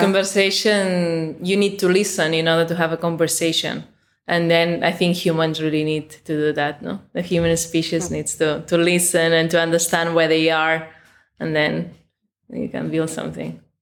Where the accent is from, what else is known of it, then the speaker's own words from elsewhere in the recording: Mataró, Catalonia, Spain; I'm in Mataró, which is my hometown.